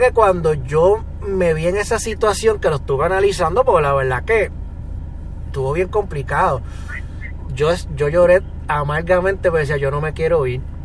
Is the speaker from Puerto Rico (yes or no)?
yes; Puerto Rico